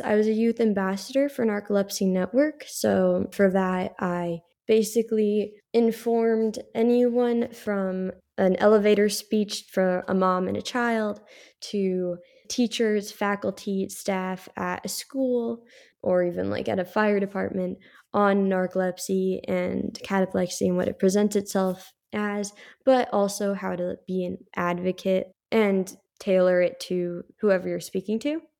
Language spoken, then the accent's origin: English; Carlsbad, California, United States; also born or lived in Florence / Rome; born and raised in Carlsbad, California